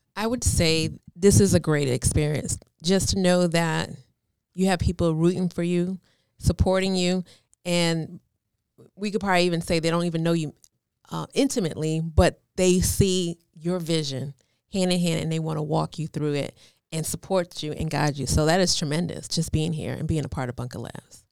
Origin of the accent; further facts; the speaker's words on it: New York, United States; moved away; I'm from New York, so I was kinda like a little rebel